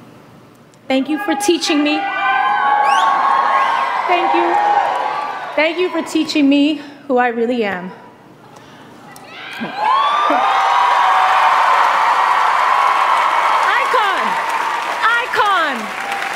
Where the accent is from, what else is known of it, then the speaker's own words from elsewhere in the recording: New York City, New York, United States; when I was a little girl growing up in the Bronx